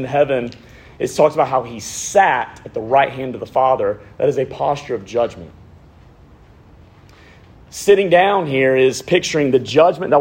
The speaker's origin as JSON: {"language": "English", "town": "Montgomery", "region": "Alabama", "country": "United States", "tie": "born or raised there", "said": "I grew up in Montgomery, if you can't tell by this amazing accent. I grew up in Montgomery, Alabama"}